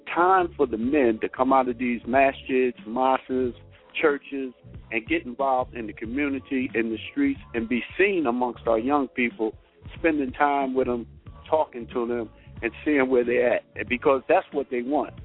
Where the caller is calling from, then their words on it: New Jersey, United States; I'm calling from New